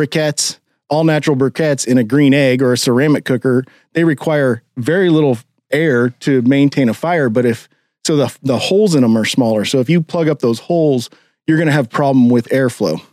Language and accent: English; Kansas City, United States; growing up in Kansas City